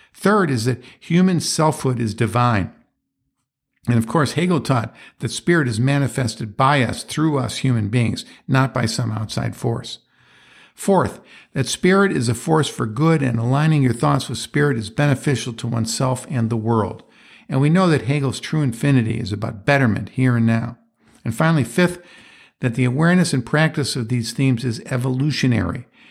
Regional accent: Rochester, New York, United States; my hometown of Rochester

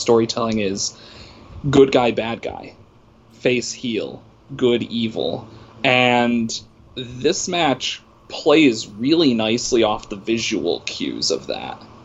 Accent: Worcester, Massachusetts, United States; I was born in Worcester, Massachusetts

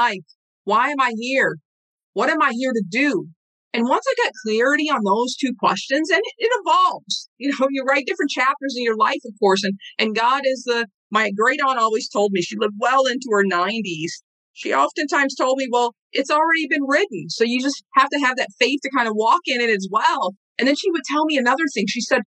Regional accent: Saint Paul, Minnesota, United States; I'm from a small community, a small hometown here in Rondo

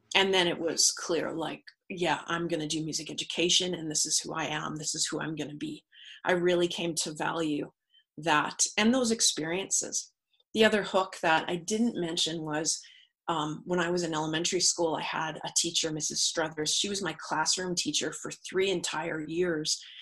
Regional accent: Manitoba, Canada; I grew up in Manitoba

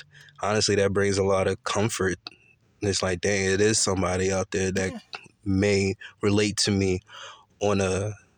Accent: Philadelphia, Pennsylvania, United States; moved away as an adult; now in Charlotte, United States; I'm originally from Philadelphia.

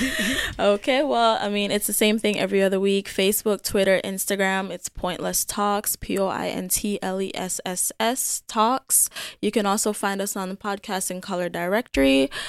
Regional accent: Jamaica; moved away; I was born and raised in Jamaica.

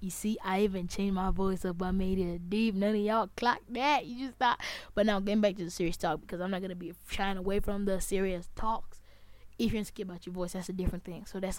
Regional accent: Zambia; I'm not proud of how I sound as a Zambian. I don't care about my accent

